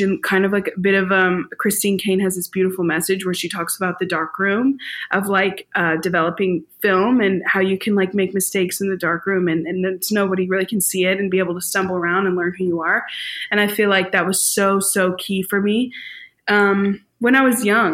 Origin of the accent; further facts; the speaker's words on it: St. Louis, Missouri, United States; I was born and raised in St. Louis